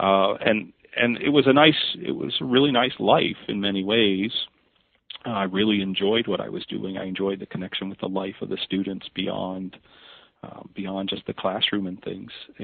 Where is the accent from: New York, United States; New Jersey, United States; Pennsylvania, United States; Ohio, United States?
Pennsylvania, United States; Northumberland; I grew up in Northumberland, Pennsylvania